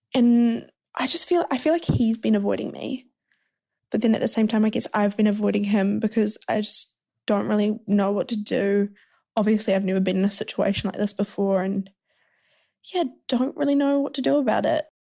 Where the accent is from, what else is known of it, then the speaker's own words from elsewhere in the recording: New Zealand; I'm from New Zealand